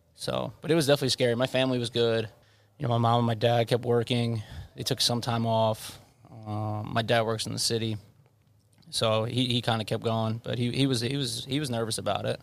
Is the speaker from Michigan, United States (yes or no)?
no; Levittown, New York, United States; I grew up in Levittown.